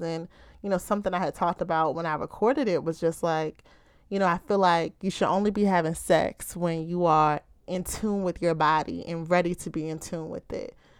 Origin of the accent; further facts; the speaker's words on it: Baltimore, Maryland, United States; I'm from the Charm City, Ravens Nation, or as many of you may call it, Be More, Baltimore, Maryland